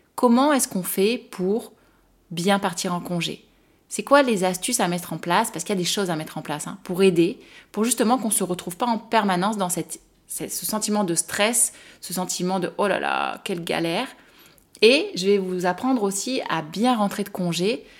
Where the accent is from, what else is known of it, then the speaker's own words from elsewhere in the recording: France; en tant que Française